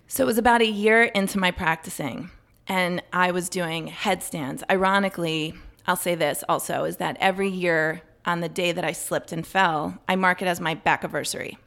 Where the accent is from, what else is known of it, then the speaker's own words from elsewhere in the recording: Potomac, Maryland, United States; I grew up in Maryland, in Potomac